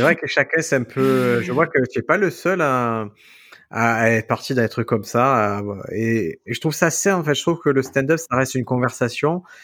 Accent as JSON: {"language": "French", "town": "Marseille", "region": "Provence-Alpes-Côte d'Azur", "country": "France", "tie": "born or raised there", "said": "quand j'étais petit, à Marseille, tu as des rues typiques où tu as plusieurs kebabs"}